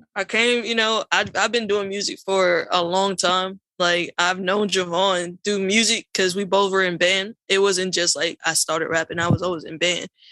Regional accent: North Carolina, United States; also born or lived in Queens, New York; I moved down to North Carolina as a youngin

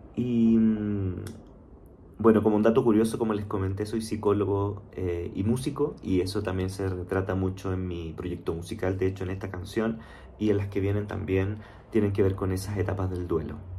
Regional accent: Chile; moved away as an adult; now in Mexico City, Mexico; soy chileno, vivo actualmente en la Ciudad de México, de hecho hace ya cuatro años

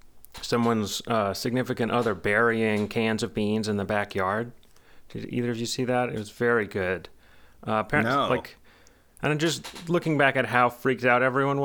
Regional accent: Dallas, Texas, United States; I remember growing up in Dallas, the houses I would go to, like 18-foot tall ceilings and like walled-in neighborhoods.

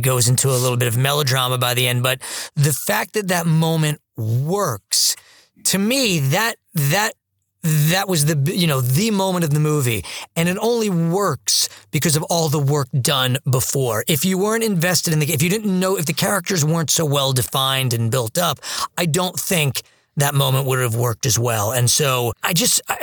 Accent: New York, United States; being born and raised in New York

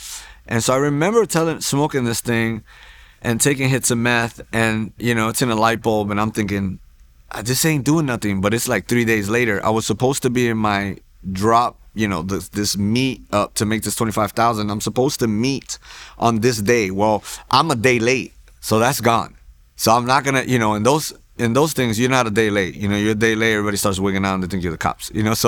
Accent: New York, United States; That's what you think when I'm growing up in New York.

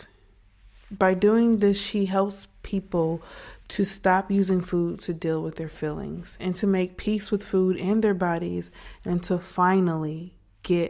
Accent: Farmington Hills, Michigan, United States; also born or lived in Northampton, United Kingdom; now in Texas, United States; I'm from Michigan, went to school and kind of grew up in Farmington Hills

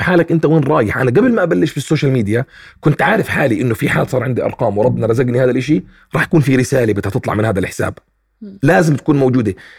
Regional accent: Palestine; also born or lived in Jordan; انا ابن فلسطين

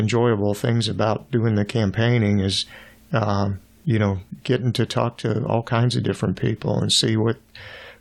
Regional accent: Miami, Florida, United States; also born or lived in Virginia / San Antonio, Texas / Portsmouth, Virginia; now in Howell, United States; I was born in Virginia until I was about three, and grew up in Florida

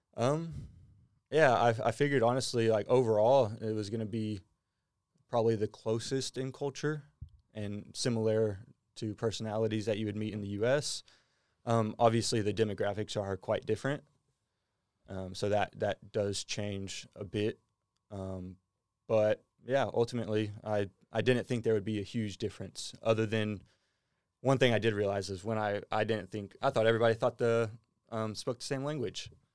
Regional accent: Bellville, Texas, United States; moved away as an adult; now in Australia; I say I'm from Houston. I'm actually from about an hour outside of Houston in a small little town. Um, it's called Belleville, Texas.

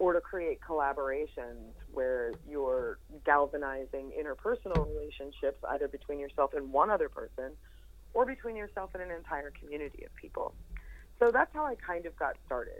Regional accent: Indiana County, Pennsylvania, United States; moved away as an adult; also born or lived in Johnstown, Pennsylvania / Homer City, Pennsylvania / Pittsburgh, Pennsylvania; I'm originally from Indiana County, you know, coal miner's daughter, and had moved to Pittsburgh right out of high school

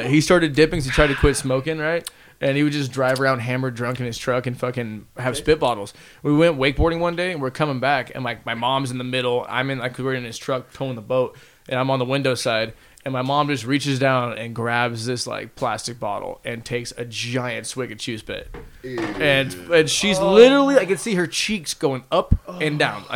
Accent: United States; I'm from America

